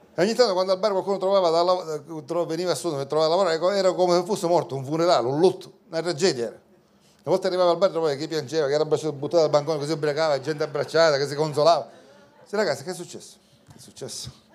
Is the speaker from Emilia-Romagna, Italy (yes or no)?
no; Sicily, Italy; Io sono siciliano